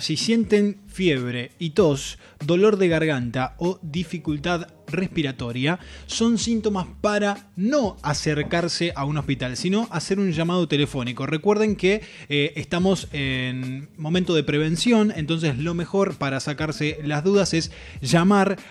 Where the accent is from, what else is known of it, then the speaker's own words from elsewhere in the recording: Entre Ríos, Argentina; moved away; la gente de Entre Ríos que está presente, mi provincia natal